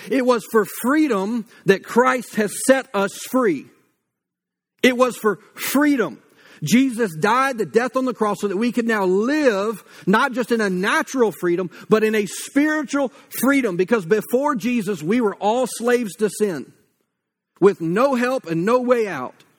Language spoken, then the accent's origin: English; United States; as Americans